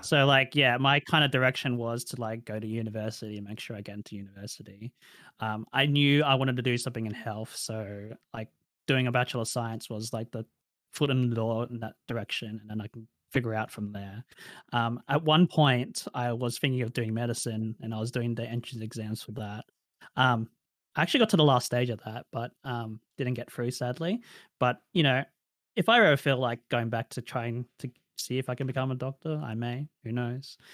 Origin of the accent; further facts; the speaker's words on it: Australia; accent: Australian; I grew up in a rural area of Australia, a regional area of Australia